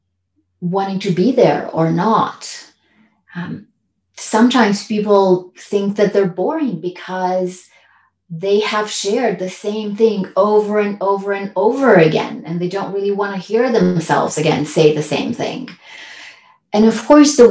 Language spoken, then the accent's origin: English; Transylvania, Romania; now in California, United States; I grew up in a communist country. So I was born in Transylvania, Romania